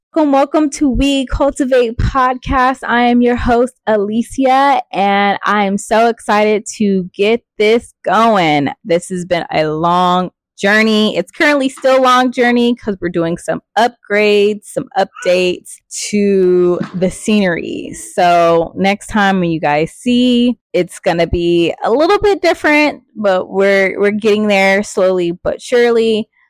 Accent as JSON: {"language": "English", "town": "Riverside", "region": "California", "country": "United States", "tie": "born or raised there", "said": "I grew up in Riverside, California, raised by my grandparents."}